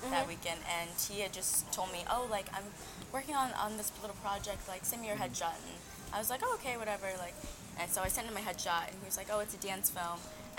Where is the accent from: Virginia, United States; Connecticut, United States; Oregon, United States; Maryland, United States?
Maryland, United States; moved away as an adult; now in Los Angeles, United States; I'm from Maryland